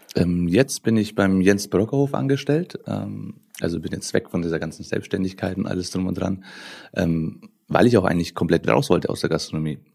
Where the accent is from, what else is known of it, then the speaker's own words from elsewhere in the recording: Nuremberg, Bavaria, Germany; ich bin in Nürnberg äh, groß geworden, geboren